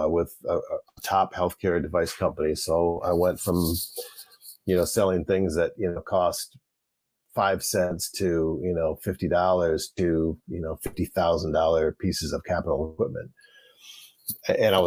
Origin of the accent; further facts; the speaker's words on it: Flint, Michigan, United States; growing up in the Flint, Michigan area